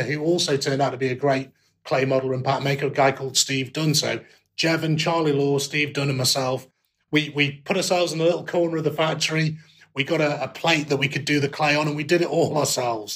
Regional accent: Stoke-on-Trent, West Midlands, United Kingdom; now in Coventry, United Kingdom; being a kid growing up in Stoke-on-Trent

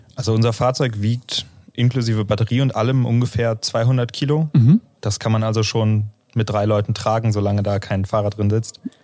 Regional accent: Northern Germany, Germany; now in Aachen, Germany; Ich komme aus dem Norden von Deutschland

